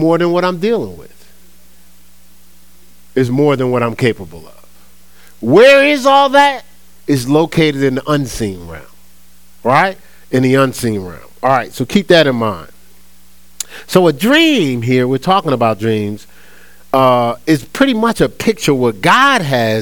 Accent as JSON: {"language": "English", "town": "Newark", "region": "New Jersey", "country": "United States", "tie": "born or raised there", "said": "I grew up in Newark, New Jersey"}